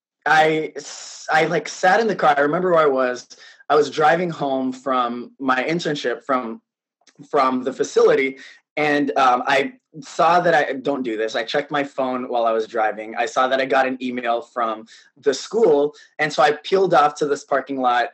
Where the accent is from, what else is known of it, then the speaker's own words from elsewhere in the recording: South San Francisco, California, United States; moved away as an adult; now in New York, United States; I was born and raised in the Bay Area. So I was born in San Francisco. I grew up in South San Francisco